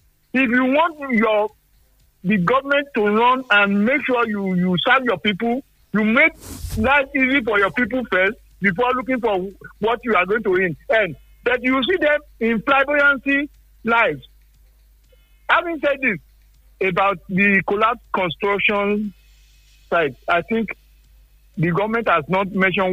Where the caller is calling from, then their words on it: Nigeria; Engineer Afolabi, I'm calling from Sangi.